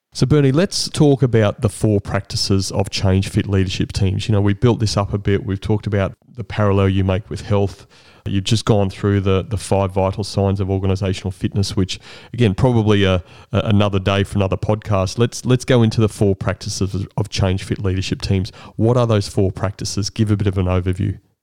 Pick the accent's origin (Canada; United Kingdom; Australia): Australia; Brisbane, Queensland; I grew up in Brisbane